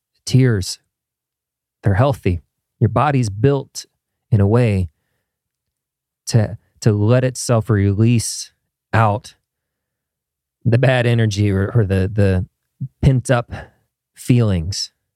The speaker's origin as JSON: {"language": "English", "region": "Midwest", "country": "United States", "tie": "born or raised there", "moved": "yes", "said": "as a kid growing up in the Midwest"}